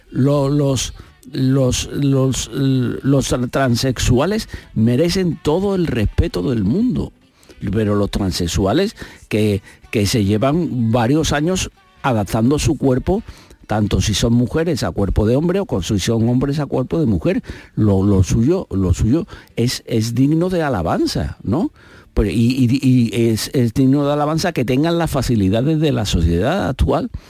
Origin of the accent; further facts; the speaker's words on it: Spain; Entonces yo, yo soy español como podría ser ruso o como podría ser serbo-croata.